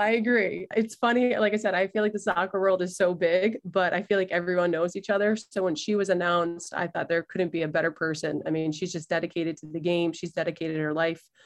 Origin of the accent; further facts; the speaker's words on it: Crofton, Maryland, United States; moved away as an adult; also born or lived in New Jersey; I grew up in Maryland, grew up in Crofton, went to high school in Annapolis.